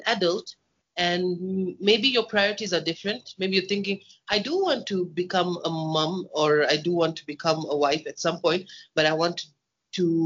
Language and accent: English; Kenya; I'm born and bred in Kenya